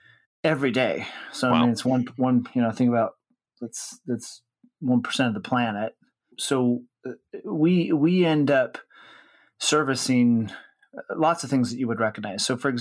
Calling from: Salt Lake City, Utah, United States; Well, I'm home sequestered in Salt Lake City, Utah, which is where I live most of the time when I'm not traveling

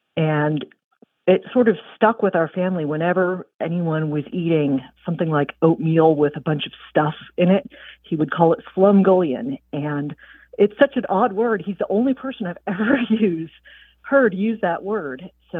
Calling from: Aiken, South Carolina, United States; I'm calling from Aiken, South Carolina.

